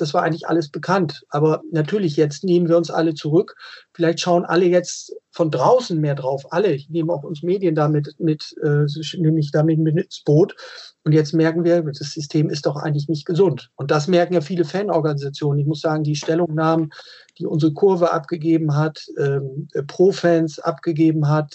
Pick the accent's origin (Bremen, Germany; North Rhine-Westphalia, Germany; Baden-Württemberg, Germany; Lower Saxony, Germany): Bremen, Germany; ich bin gebürtiger Bremer